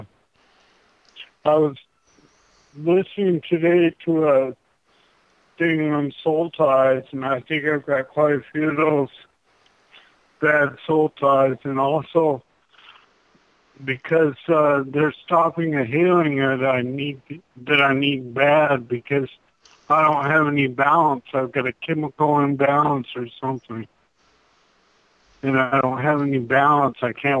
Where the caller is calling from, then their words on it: Tucson, Arizona, United States; Yeah, Tucson, Arizona.